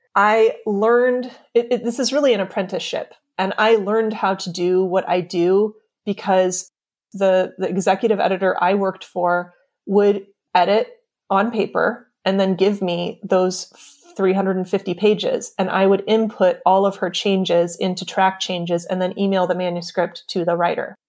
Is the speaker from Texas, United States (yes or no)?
no; California, United States; moved away as an adult; also born or lived in New York; now in Pacific Grove, United States; We're both from California, And we actually both, we grew up about fifteen minutes away from each other